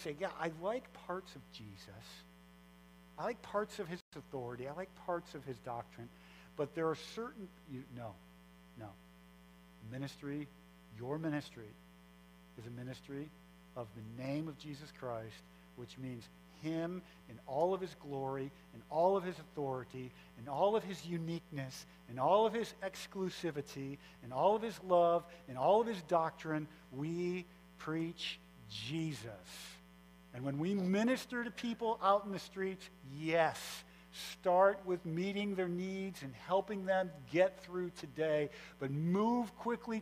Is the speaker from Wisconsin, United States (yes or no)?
yes; Fond du Lac, Wisconsin, United States; also born or lived in Sheboygan County; I was born in Fond du Lac, and my whole family is actually from Sheboygan County